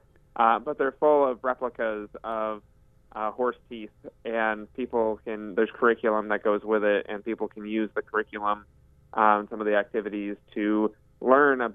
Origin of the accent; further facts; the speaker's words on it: Southern Oregon, United States; I grew up in Southern Oregon